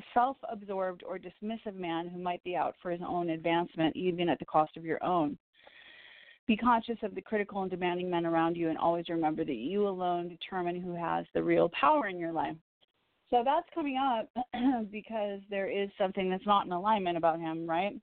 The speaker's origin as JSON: {"language": "English", "town": "Evanston", "region": "Illinois", "country": "United States", "tie": "born or raised there", "said": "I was born in Evanston"}